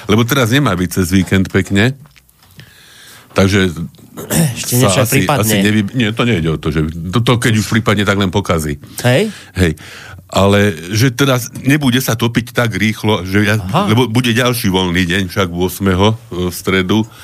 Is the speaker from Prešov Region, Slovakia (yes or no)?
no; Trnava, Trnava Region, Slovakia; však viete, že ja som Trnavčan, no, mm-hmm. dušou. No a Trnava vyhrala ten pohár